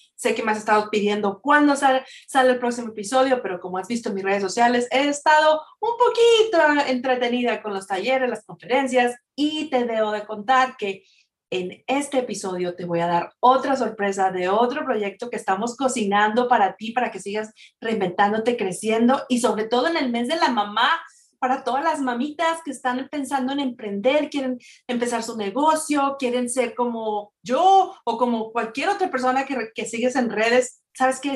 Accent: Mexico; moved away; Una de ellas es que somos mexicanas y otra es que estamos viviendo a distancia. Todos estamos lejos de nuestro México lindo y querido

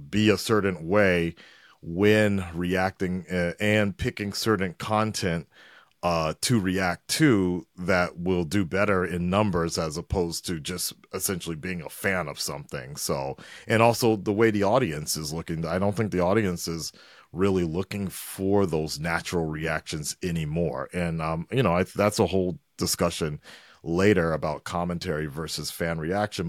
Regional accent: Los Angeles, California, United States; moved away as an adult; also born or lived in Culver City / Santa Monica; now in Japan; I'm originally from Los Angeles, uh, born and raised, North Hollywood

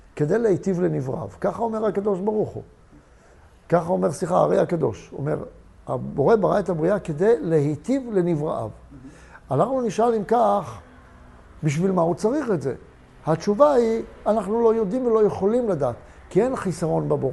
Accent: Tel Aviv area, Tel Aviv District, Israel; also born or lived in Beit She'an; עברנו מבית שאן, ששם היו קטיושות, לגור באזור תל אביב

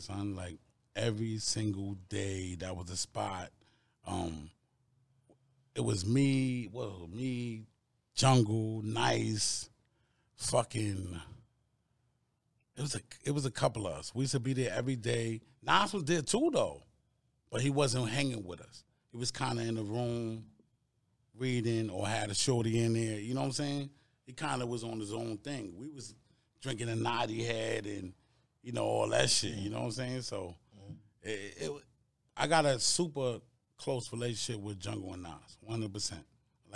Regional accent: New York City, New York, United States; growing up in Queensbridge

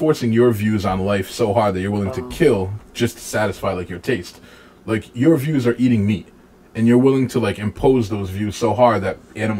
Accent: Pawtucket, Rhode Island, United States; I grew up in Pawtucket, you know, so I've been in the city my whole life.

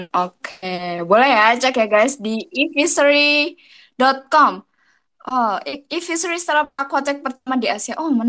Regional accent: Malang, East Java, Indonesia; now in Jakarta, Indonesia; Iya, sekarang gue sayangnya tidak di Malang ya, saya merantau ke Jakarta.

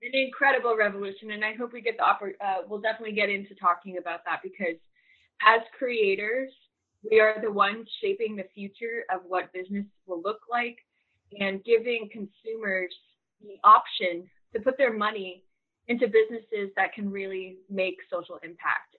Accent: Massachusetts, United States; now in Texas, United States; I grew up in Massachusetts, about an hour from the beach

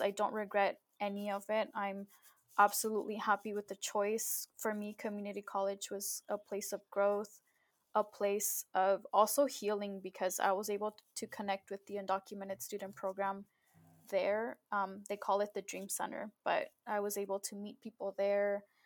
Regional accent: Southern California, United States; also born or lived in Mexico; I was born in Mexico, but I was raised here in the US in Southern California

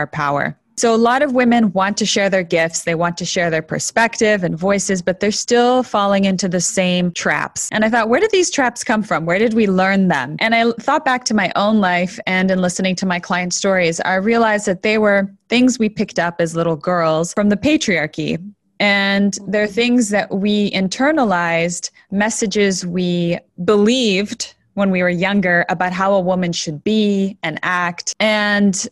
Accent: Toronto, Ontario, Canada; also born or lived in Buenos Aires, Argentina; I was 2 years old when we immigrated from Buenos Aires to Toronto, Canada

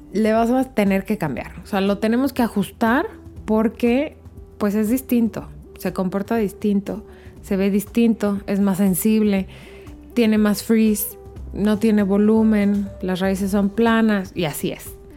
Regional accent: Mexico; como decimos en México

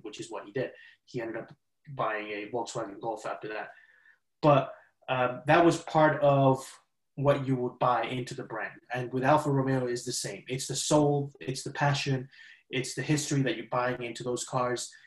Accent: Spain; now in United States; growing up in Spain

